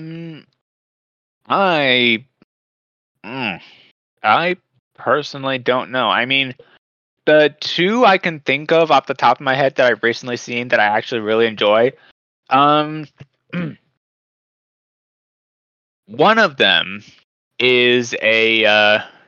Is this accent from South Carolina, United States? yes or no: no; Texas, United States; my hometown of Texas